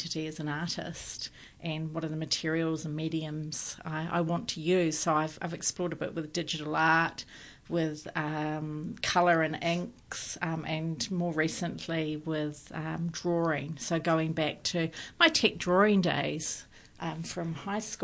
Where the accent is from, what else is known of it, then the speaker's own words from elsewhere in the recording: New Zealand; being a New Zealander, my European